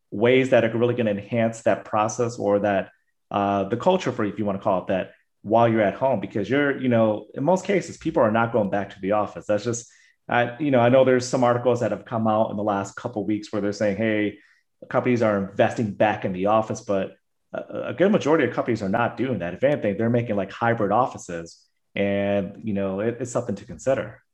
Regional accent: United States; myself being Asian American

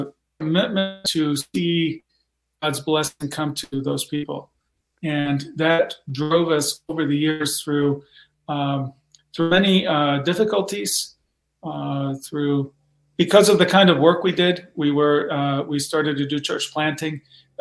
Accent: Mexico; Well, I grew up in Mexico. My parents were missionaries.

